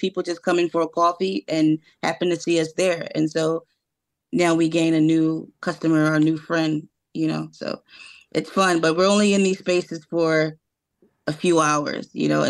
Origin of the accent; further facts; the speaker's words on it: Philadelphia, Pennsylvania, United States; particularly North Philadelphia, my hometown